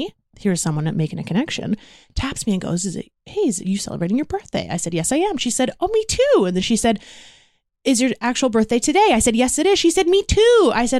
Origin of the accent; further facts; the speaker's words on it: United Kingdom; Because I'm British.